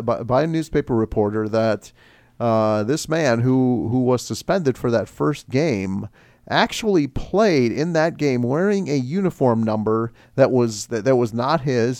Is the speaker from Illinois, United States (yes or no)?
yes; Chicago, Illinois, United States; I'm from Chicago